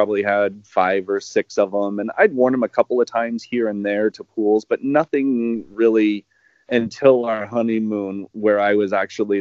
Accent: Kansas, United States; I live in Kansas. I grew up in Kansas. I'm in the Kansas City area.

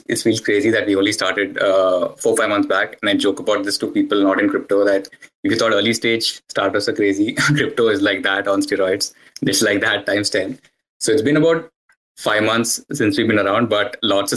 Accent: India; now in Canada; born and raised in India, but currently based out of Canada

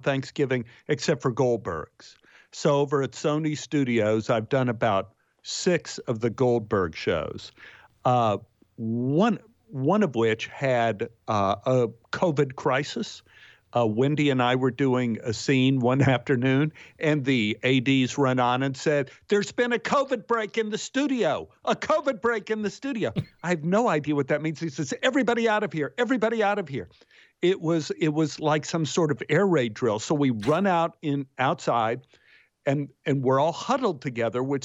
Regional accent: Texas, United States; I'm from Texas

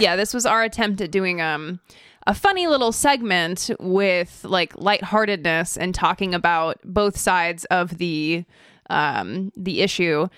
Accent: Idaho, United States; also born or lived in California; now in Orange County, California, United States; I was born in California, but then I moved to Idaho and I lived most of my life in Idaho and now I'm a Californian.

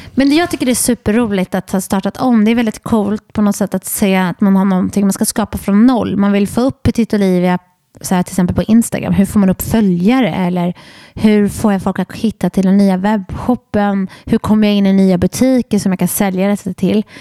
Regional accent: Borås, Västra Götaland, Sweden; jag är från Borås.

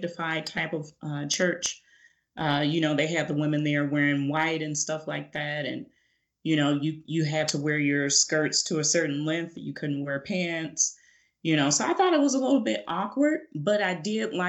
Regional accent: Chicago, Illinois, United States; also born or lived in Phoenix, Arizona; When I was 5 years old, my parents moved me back up to Chicago because my dad is from Chicago

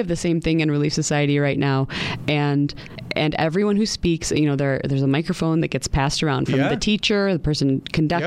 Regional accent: Western New York, United States; I grew up in Western New York

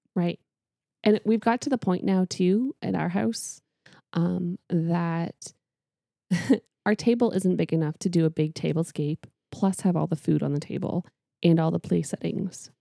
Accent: Canada; moved away; I am Canadian.

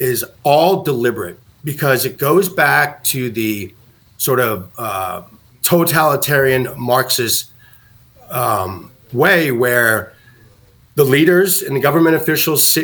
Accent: New York, United States; I'm a New Yorker

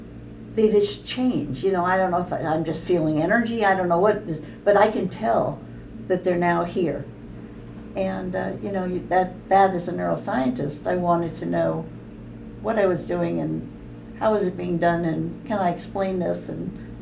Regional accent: Bay Area, California, United States; I was from California, so I grew up in the Bay Area, like Nancy.

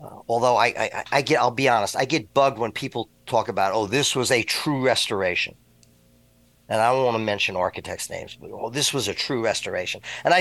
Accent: New York City, New York, United States; moved away; I grew up in New York City. I'm a New York City kid

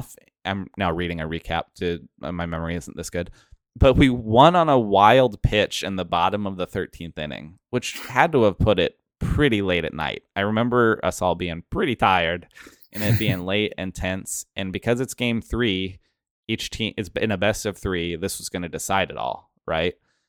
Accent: Pacific Northwest, United States; We're from the Pacific Northwest. So getting to go to the East Coast and see that together was cool.

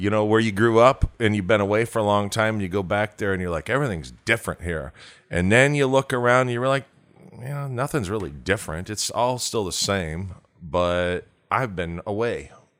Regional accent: Milford, United States; moved away; I grew up in Milford

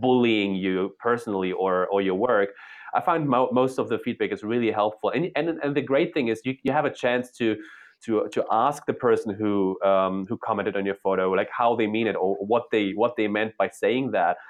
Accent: Germany; moved away as an adult; also born or lived in Poland / Berlin, Germany; now in New York, United States; I was born in Poland during socialism. I was raised in, in capitalist East, uh, Western Germany.

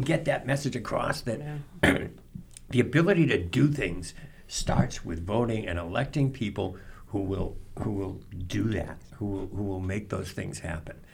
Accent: Norton, Massachusetts, United States; in my hometown Norton

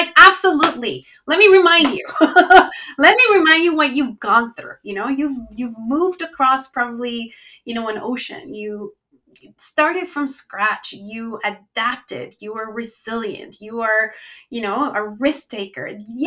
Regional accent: Chihuahua, Mexico; moved away as an adult; now in Canada; So I am originally from Mexico, from the north of Mexico, a town called Chihuahua, which is where the little dog comes from. And I came when I was 18 years old

